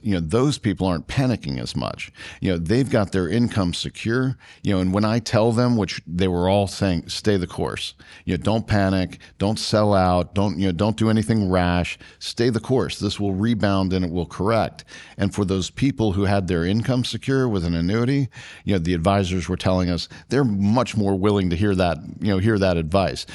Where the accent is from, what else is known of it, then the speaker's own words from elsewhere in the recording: Washington, District of Columbia, United States; I grew up in D C